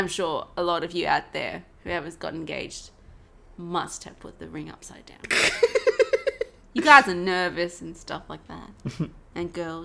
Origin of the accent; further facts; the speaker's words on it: Australia; as an Australian